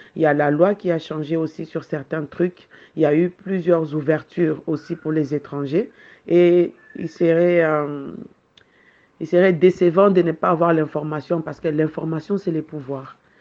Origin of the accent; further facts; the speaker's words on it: Kinshasa, DR Congo; moved away as an adult; now in Marrakech, Morocco; d'origine congolaise de Kinshasa, et je suis au Maroc depuis 12 ans